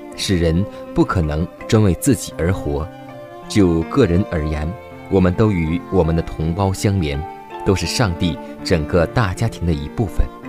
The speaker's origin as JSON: {"language": "Chinese", "country": "China", "said": "我们中国人"}